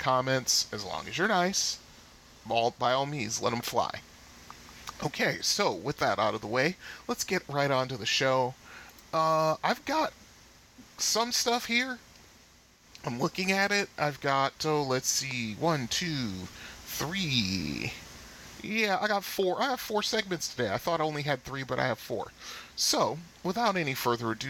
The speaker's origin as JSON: {"language": "English", "town": "Bridgeport", "country": "United States", "tie": "born or raised there", "said": "my hometown Bridgeport"}